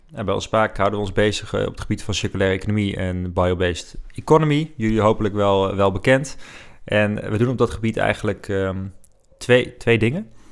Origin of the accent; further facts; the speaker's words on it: Netherlands; Wij zijn Nederlanders